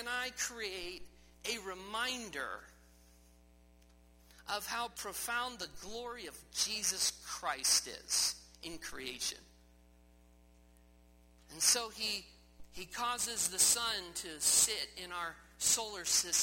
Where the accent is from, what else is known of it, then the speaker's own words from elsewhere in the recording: Midwest, United States; moved away; as a boy growing up in the Midwest, it was flat where I grew up